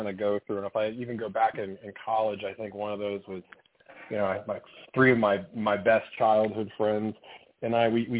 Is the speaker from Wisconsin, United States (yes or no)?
yes; Mequon, Wisconsin, United States; I'm a Midwesterner. I'm born in Wisconsin, a suburb of Milwaukee, Mequon.